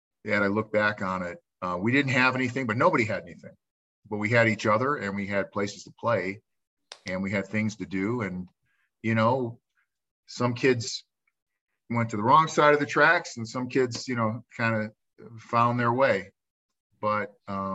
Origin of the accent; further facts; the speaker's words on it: Cleveland, Ohio, United States; I grew up on 152nd Street and St. Clair Avenue on the east side of Cleveland.